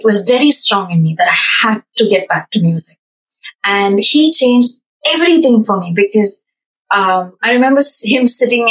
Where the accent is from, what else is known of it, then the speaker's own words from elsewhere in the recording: Bangalore, Karnataka, India; now in Paris, France; growing up in India, we don't see that, like, in bus stops or in Bangalore back then. We didn't have a metro